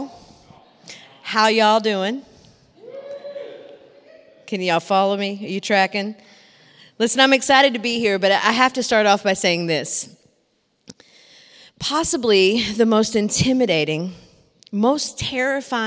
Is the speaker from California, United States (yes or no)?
no; Big Sandy, Tennessee, United States; moved away as an adult; also born or lived in Nashville, Tennessee; I'm from a little town called Big Sandy, Tennessee, that has 500 people in it